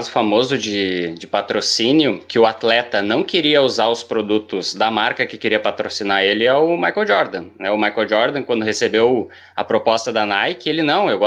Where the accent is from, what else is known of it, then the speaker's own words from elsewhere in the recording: Rio Grande do Sul, Brazil; accent: gaúcho; aqui no Rio Grande do Sul, a gente tem o sotaque gaúcho, de uma forma geral, que fala bah, que fala tchê